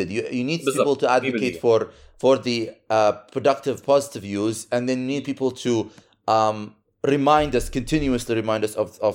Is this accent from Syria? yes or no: yes; Syria; أنا مش ضد أنا سوري